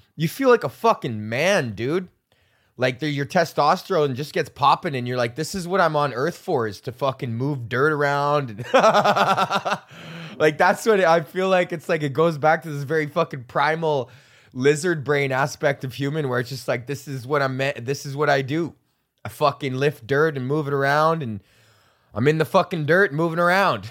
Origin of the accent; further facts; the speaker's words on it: Canada; I'm fucking Canadian